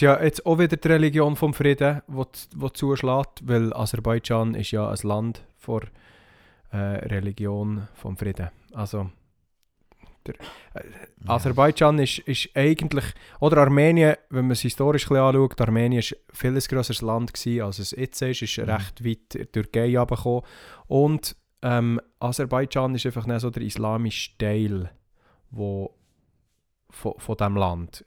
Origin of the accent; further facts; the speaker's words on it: Switzerland; hier bei uns in der Schweiz